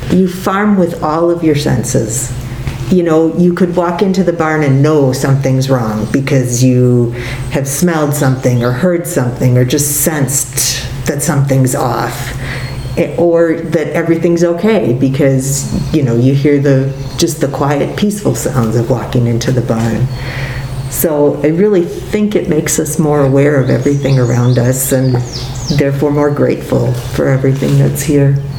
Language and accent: English; Appleton, Wisconsin, United States; I grew up in Appleton, so being on grandma's farm was real different than being in the city.